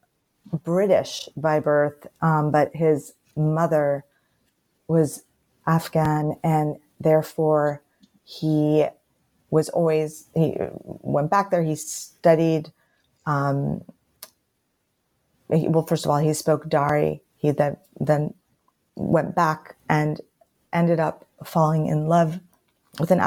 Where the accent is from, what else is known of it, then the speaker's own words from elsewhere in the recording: United States; I'm an American? My country is actually at war